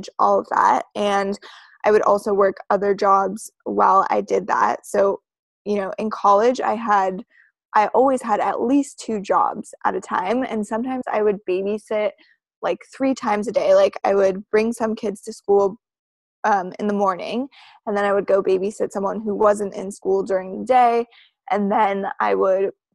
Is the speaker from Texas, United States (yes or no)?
no; Reno, Nevada, United States; now in Los Angeles, United States; originally I am from Reno, Nevada